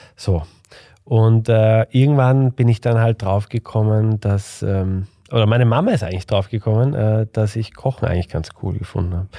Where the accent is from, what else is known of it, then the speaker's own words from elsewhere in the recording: Vienna, Austria; ich komme aus Wien